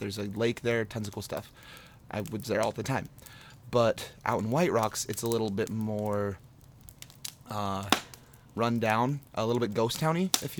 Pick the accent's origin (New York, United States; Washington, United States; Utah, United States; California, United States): Utah, United States; Vernal; I grew up in the Uinta Basin out in Vernal